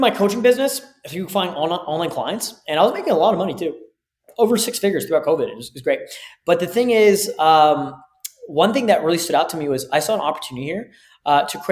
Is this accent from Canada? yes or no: yes; Canada; also born or lived in Toronto / Mexico; I'm Canadian